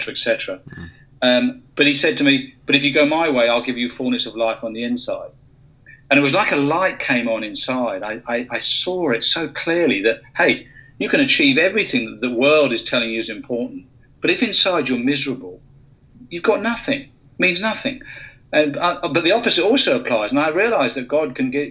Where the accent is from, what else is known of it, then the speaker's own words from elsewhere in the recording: United Kingdom; moved away; you can tell from my accent, originally from the UK.